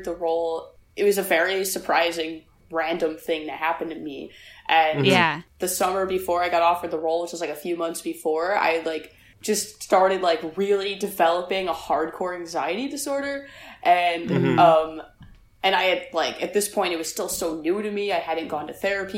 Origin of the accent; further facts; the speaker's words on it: Buffalo, New York, United States; I grew up in South Buffalo